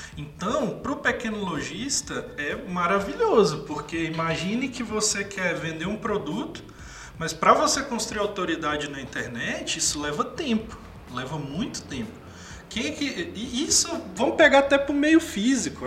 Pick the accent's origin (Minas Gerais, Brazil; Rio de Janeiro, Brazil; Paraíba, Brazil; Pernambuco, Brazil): Minas Gerais, Brazil; interior of; sou do interior de Minas, aí lá a gente, a gente fala mercado